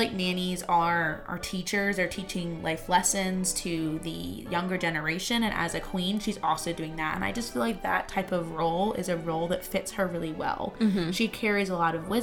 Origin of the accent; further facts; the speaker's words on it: United Kingdom; moved away; As the Brit